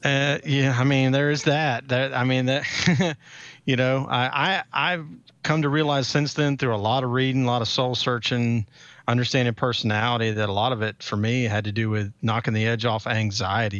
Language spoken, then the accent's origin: English; Atlanta, Georgia, United States; I'm local, obviously, 'cause I'm from Atlanta